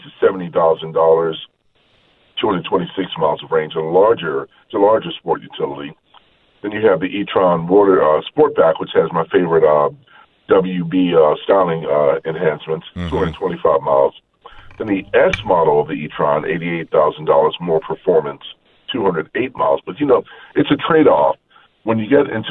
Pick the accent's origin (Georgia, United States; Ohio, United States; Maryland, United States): Maryland, United States; Baltimore; I grew up in Baltimore